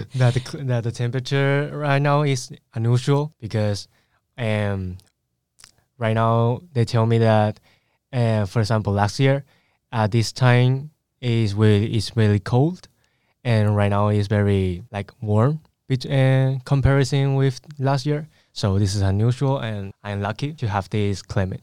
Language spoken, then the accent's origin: English; Spain; English is a second language; I was born in Spain, and I was grown in Spain, like, as well